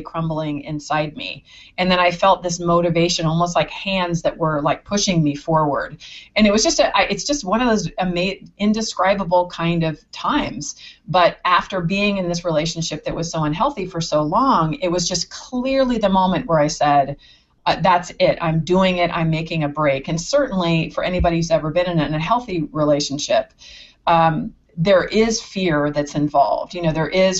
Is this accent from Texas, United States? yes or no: no; San Anselmo, California, United States; where I grew up in San Anselmo